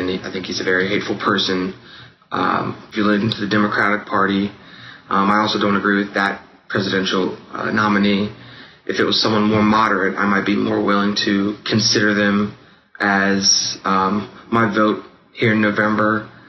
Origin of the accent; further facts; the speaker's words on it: Cincinnati, Ohio, United States; I'm 22 years old, and I'm from the Springfield Township area of Cincinnati, Ohio